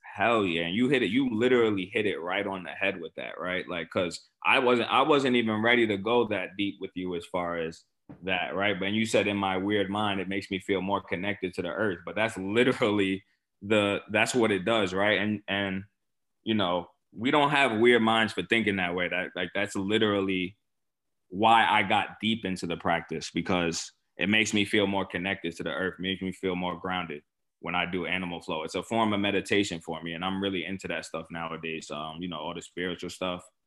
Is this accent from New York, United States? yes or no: yes; New York City, New York, United States; I grew up in Port Richmond